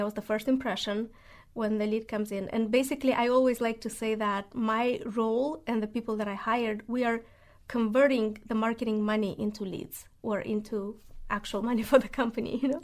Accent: Moldova; English is a second language; moved away as an adult; also born or lived in Spartanburg, South Carolina; now in Nashville, United States; I'm originally from Moldova.

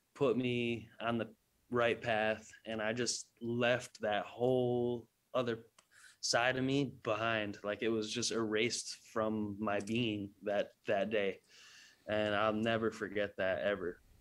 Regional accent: New England, United States; I'm, I'm from New England

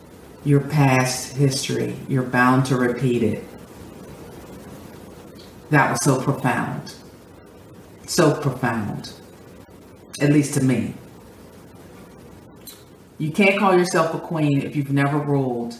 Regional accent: Pittsburgh, Pennsylvania, United States; moved away as an adult; also born or lived in Indiana / Washington, D.C.; Growing up in Pittsburgh, living in the hood, being taught by white people

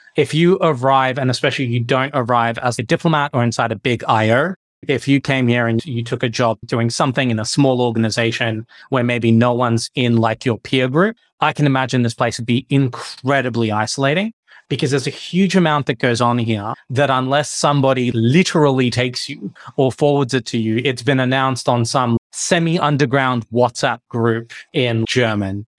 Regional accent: Victoria, Australia; moved away as an adult; now in Geneva, Switzerland; I grew up in Victoria

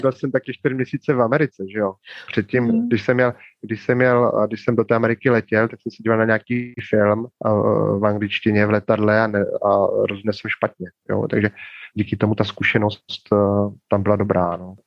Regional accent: Moravia, Czechia; moved away as an adult; now in Ljubljana, Slovenia; pocházím z Moravy, bydleli jsme v domku

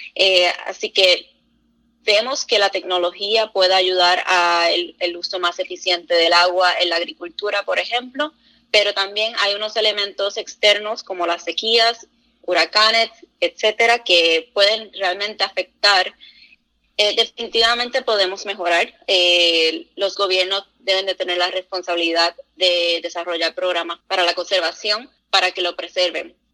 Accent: Puerto Rico; now in United States; yo soy original de Puerto Rico

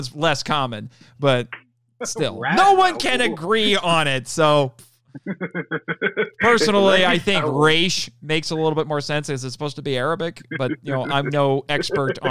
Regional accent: Indiana, United States; I'm from Indiana. You know, I am born and bred Midwestern American.

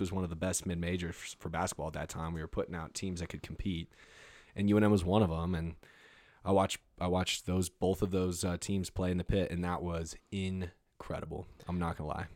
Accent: Albuquerque, New Mexico, United States; moved away; also born or lived in Nashville / Los Angeles; I'm born and raised in Albuquerque and I've lived in Nashville and L

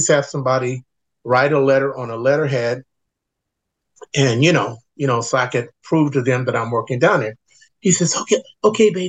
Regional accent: Los Angeles, California, United States; born or raised there; also born or lived in Washington, D.C.

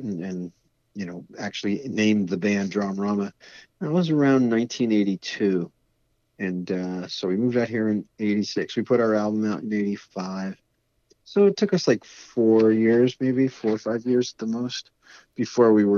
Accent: Wayne, New Jersey, United States; moved away as an adult; now in Los Angeles, United States; Where we grew up in the New York metropolitan area

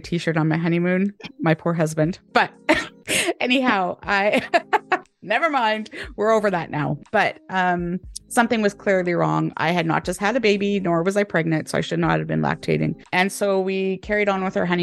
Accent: Canada; moved away as an adult; now in United Kingdom; I am a Canadian, but I'm living in the UK, have been for 10 years

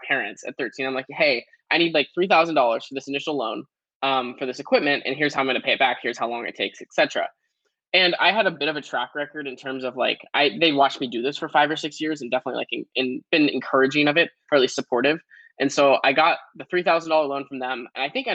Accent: Portland, Oregon, United States; I grew up in Portland, Oregon

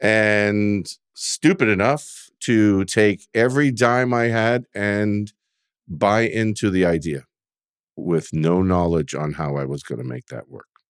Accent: Sonoma County, California, United States; moved away as an adult; now in Oregon, United States; I was born and raised in Sonoma County

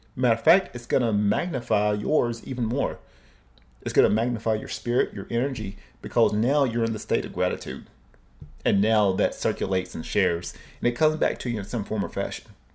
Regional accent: Cleveland, Tennessee, United States; moved away; also born or lived in Oceanside; my hometown, uh, Cleveland, Tennessee

